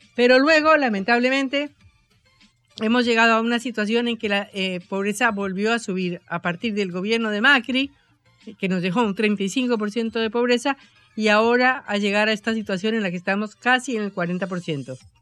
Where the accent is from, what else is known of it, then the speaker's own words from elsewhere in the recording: Colombia; now in Argentina; una colombiana acostumbrada a la pobreza